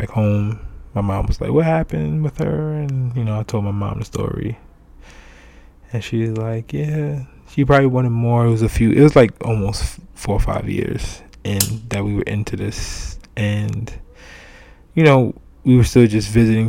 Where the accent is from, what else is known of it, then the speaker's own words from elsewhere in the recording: New York City, New York, United States; I'm from Brooklyn